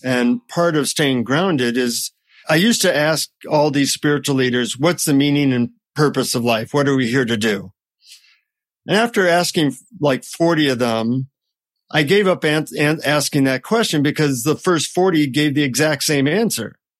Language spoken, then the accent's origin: English; United States; from the United States